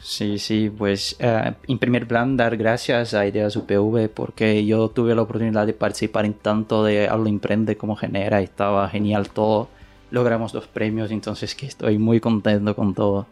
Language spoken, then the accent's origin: Spanish; Brazil; Spanish is a second language; moved away as an adult; now in Valencia, Spain; yo no soy español, yo soy brasileño y vení de Brasil hace nueve meses